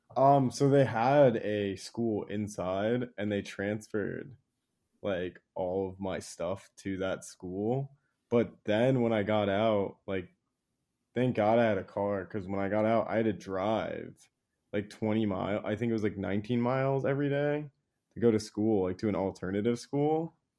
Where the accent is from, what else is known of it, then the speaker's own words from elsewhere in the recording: Virginia, United States; I grew up in Virginia